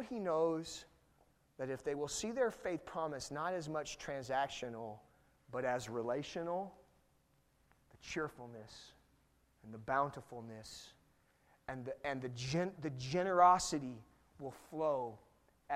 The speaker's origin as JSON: {"language": "English", "region": "California", "country": "United States", "said": "I'm from California"}